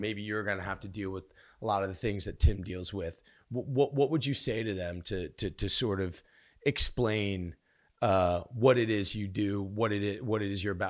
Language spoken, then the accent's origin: English; United States; I'm an American